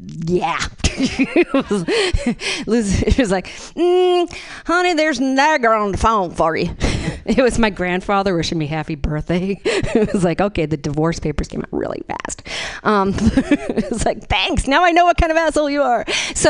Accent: Boston, Massachusetts, United States; I'm from Boston, East Coast boy.

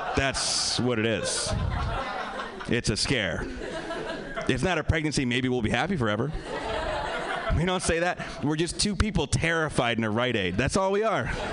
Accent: Pennsylvania, United States; also born or lived in New York; now in Los Angeles, United States; I'm from Pennsylvania. I live in L.A. now.

